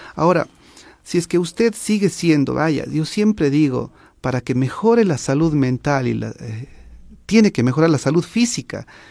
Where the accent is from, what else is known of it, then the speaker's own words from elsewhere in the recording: Ecuador; nosotros como sociedad ecuatoriana